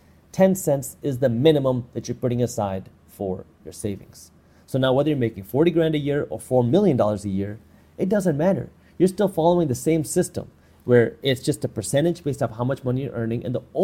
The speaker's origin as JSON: {"language": "English", "region": "Michigan", "country": "United States", "said": "I'm from Michigan, right? We have snow there."}